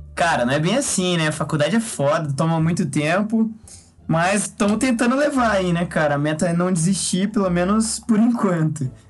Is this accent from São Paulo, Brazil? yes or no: yes; Quatá, São Paulo, Brazil; moved away; sou natural de Quatá, interior de São Paulo